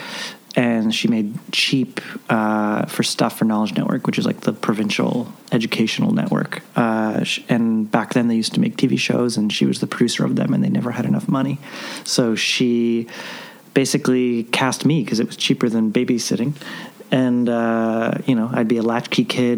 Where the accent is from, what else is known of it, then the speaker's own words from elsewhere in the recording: Vancouver, British Columbia, Canada; I grew up in Vancouver